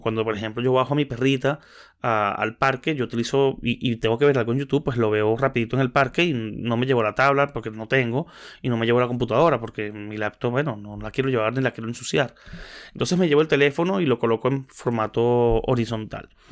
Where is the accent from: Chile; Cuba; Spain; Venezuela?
Venezuela; Maracay, Aragua; soy de Maracay